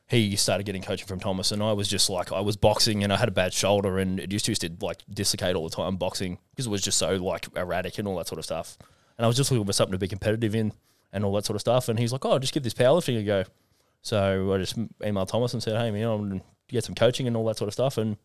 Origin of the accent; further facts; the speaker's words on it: Cowra, New South Wales, Australia; I'm from a little town in country New South Wales called Cowra.